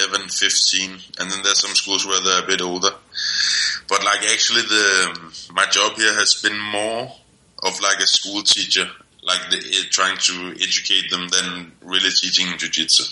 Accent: Denmark; moved away; I'm 26 and I'm from Denmark.

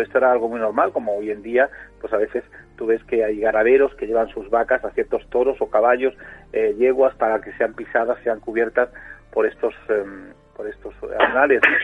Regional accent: Spain; no somos tampoco tantos españoles en la época actual, cada vez somos menos

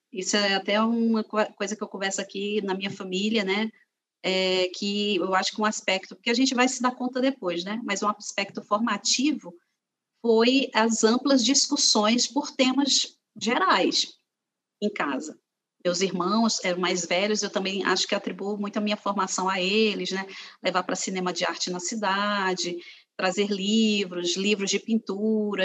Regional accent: Fortaleza, Ceará, Brazil; also born or lived in Aracati, Brazil / Rio de Janeiro, Brazil; now in Brasília, Brazil; eu nasci no Ceará, eu nasci é, em Aracati

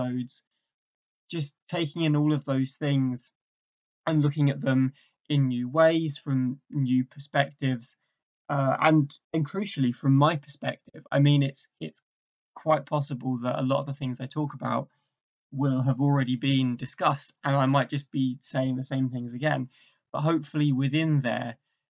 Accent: England, United Kingdom; also born or lived in Essex; So I'm from England, originally I am from England. I'm currently in Essex.

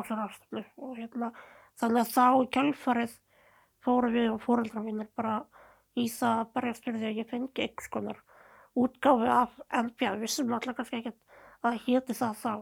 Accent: Seltjarnarnes and Garðabær, Capital Region, Iceland; also born or lived in New Zealand; ég ólst upp bæðið á Seltjarnir og Garðabæ. Já. Og reyndar aðeins á Nýjasjálandi líka

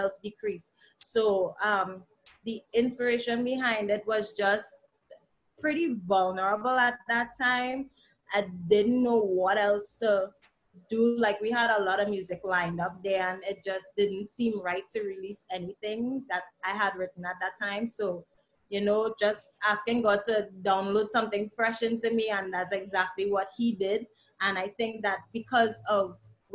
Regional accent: Trinidad & Tobago; also born or lived in Antigua; now in Antigua and Barbuda; coming from Trinidad and Tobago, well, presently Antigua, but I'm originally from Trinidad and Tobago.

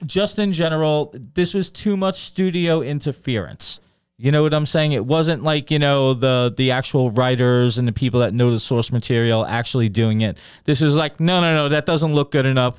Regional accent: New York City, New York, United States; I grew up in Brooklyn

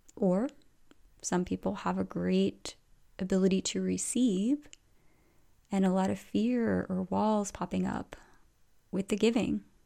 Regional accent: outside the Philadelphia area, Pennsylvania, United States; moved away; I grew up kind of outside the Philadelphia area

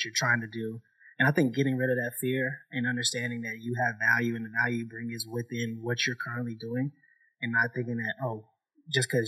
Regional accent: Lexington, Kentucky, United States; also born or lived in Charlottesville, Virginia; I was raised here, born and raised

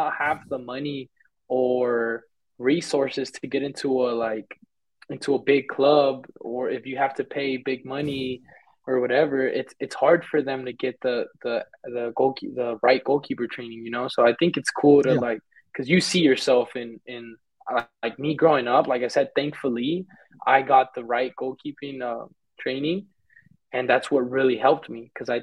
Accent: Fort Worth, Texas, United States; first language Spanish; moved away as an adult; now in Mexico; I'm from Fort Worth, Texas

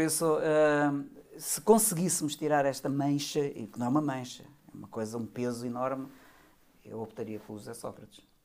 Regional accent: Portugal; a minha ideia como, como português

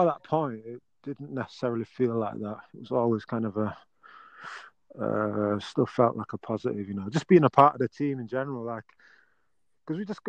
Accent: Yorkshire and the Humber, United Kingdom; being a Yorkshire lad

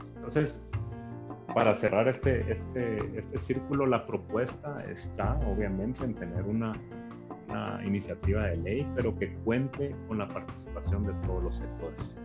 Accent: Guatemala; somos guatemaltecos

